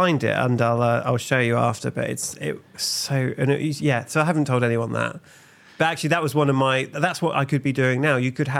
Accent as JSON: {"language": "English", "region": "England", "country": "United Kingdom", "said": "And I'm English, so there's a lot of questions coming up."}